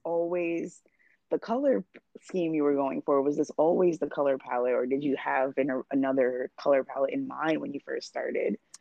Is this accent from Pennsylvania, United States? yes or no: no; New York, United States; I'm someone who was born and raised in New York